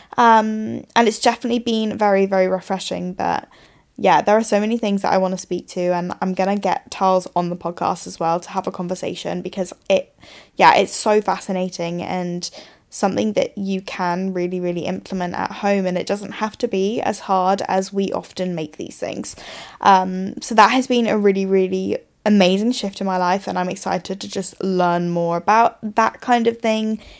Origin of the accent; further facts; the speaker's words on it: England, United Kingdom; moved away as an adult; now in Australia; as we like to do as English people